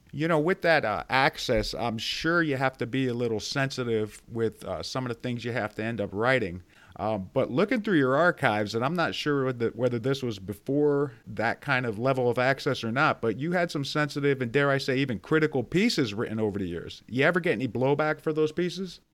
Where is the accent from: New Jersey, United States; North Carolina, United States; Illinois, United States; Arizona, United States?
New Jersey, United States; Maplewood; I grew up in Maplewood, so I had the Star Ledger on my porch every morning